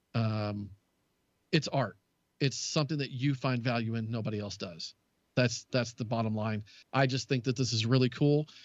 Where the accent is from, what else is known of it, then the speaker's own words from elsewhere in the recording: Southern United States, United States; accent: Southern Texas; moved away as an adult; also born or lived in Texas; now in Wisconsin, United States; as a Southerner, it's just what we do.